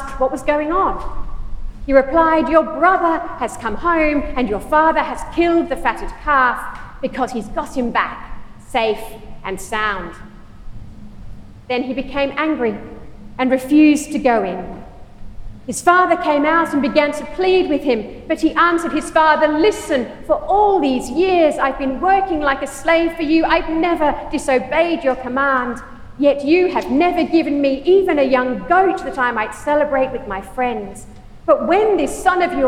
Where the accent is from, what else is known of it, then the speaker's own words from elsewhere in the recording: Australia; also born or lived in United Kingdom / United States; now in Michigan, United States; Is home Australia, where I was born and brought up